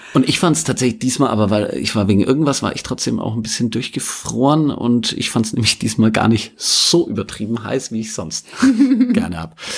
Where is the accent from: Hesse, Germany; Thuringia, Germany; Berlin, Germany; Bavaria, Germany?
Bavaria, Germany; Fichtel Mountains, around Weißenstadt; moved away; ich bin ja da aufgewachsen in der Gegend